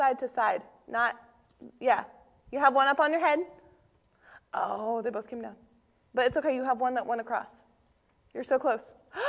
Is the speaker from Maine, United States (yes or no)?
yes; Maine, United States; I'm from Maine, too.